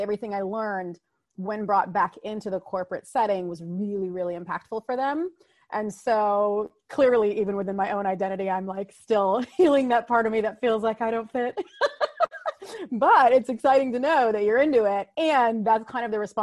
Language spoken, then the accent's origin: English; United States; I am a first generation American, meaning my mom and dad immigrated here and then I was born here in America